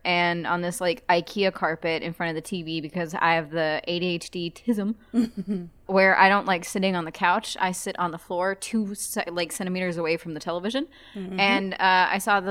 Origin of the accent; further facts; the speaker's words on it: Germany; moved away; I grew up in Germany